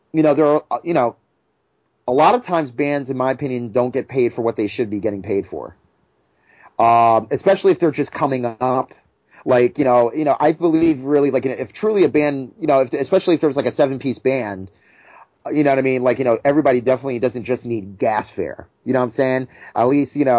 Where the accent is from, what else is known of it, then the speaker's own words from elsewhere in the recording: New Jersey, United States; we're from Jersey